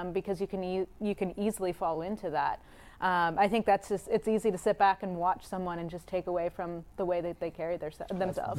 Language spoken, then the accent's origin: English; Pennsylvania, United States; I grew up in Pennsylvania